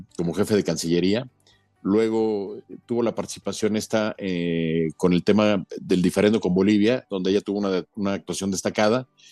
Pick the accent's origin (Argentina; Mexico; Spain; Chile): Mexico; como mexicanos creo que debemos sentirnos muy, muy, muy orgullosos